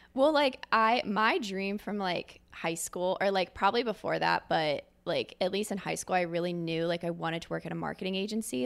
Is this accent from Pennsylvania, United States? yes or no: yes; Philadelphia, Pennsylvania, United States; moved away as an adult; also born or lived in New York City; now in Columbus, United States; I'm originally from Philadelphia, Pennsylvania, grew up there my entire life